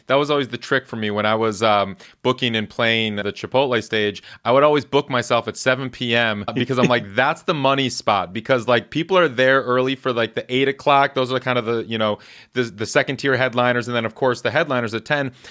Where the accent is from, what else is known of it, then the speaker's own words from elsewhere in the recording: Shorewood, Wisconsin, United States; also born or lived in Madison, Wisconsin; I grew up in uh, Shorewood near Milwaukee.